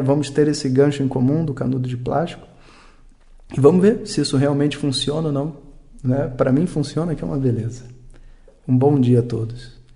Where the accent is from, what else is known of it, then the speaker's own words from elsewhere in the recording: Brazil; como brasileiro